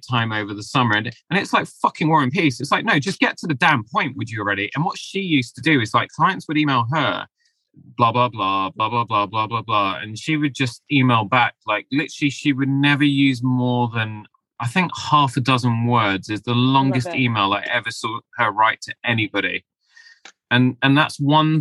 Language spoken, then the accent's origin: English; London, United Kingdom; I was born here in London, but I have Asian Mediterranean ancestry